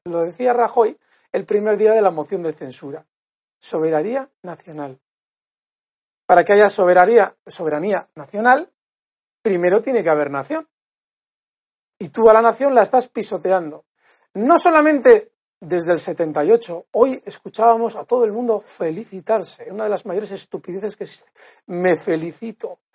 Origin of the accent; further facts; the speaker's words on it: Basque Country, Spain; yo soy vasco